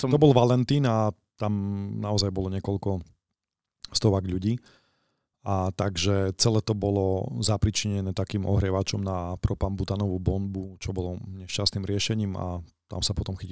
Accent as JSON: {"language": "Slovak", "town": "Košice", "region": "Košice Region", "country": "Slovakia"}